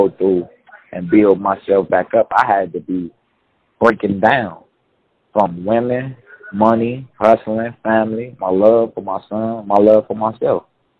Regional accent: Chicago, Illinois, United States; we from Chicago. You know, I'm from the Dublin, so I'm from 2731.

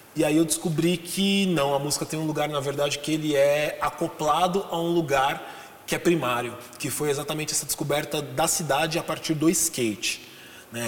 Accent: São Paulo, Brazil; eu nasci na Zona Norte de São Paulo e vivi uh, até mais ou menos os 30 anos na região da Zona Norte

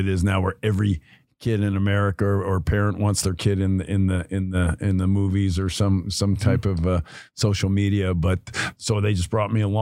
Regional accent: Los Angeles, California, United States; also born or lived in Burbank / Bronx, New York; I grew up in Hollywood, L.A. North Hollywood was what it was called when I grew up

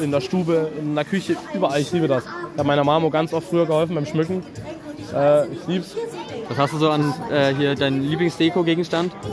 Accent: Ohorn, Saxony, Germany; ich bin 18 Jahre alt, ich komme aus Ohorn und äh, helfe meinem Vati mit beim Weihnachtsmarkt.

